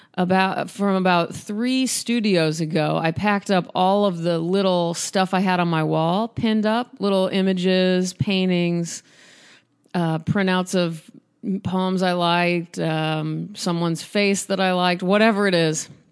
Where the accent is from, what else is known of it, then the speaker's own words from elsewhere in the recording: Omaha, Nebraska, United States; which is near Omaha, which is my hometown.